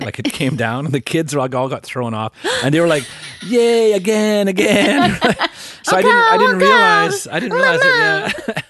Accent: Northern Alberta, Canada; moved away; also born or lived in Quebec; I grew up in Northern Alberta.

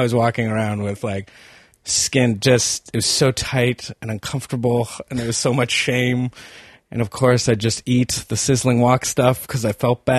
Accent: Sydney, Nova Scotia, Canada; accent: Acadian; first language Acadian French; English is a second language; moved away; I'm from Sydney, Nova Scotia.

